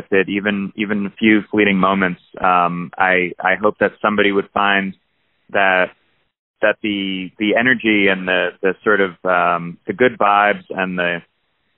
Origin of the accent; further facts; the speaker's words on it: New Jersey, United States; now in Athens, United States; I grew up in New Jersey